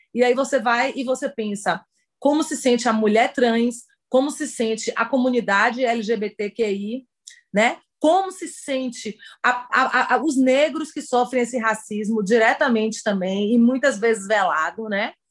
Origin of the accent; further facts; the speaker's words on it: Salvador, Bahia, Brazil; eu sou de Salvador, aqui na Bahia.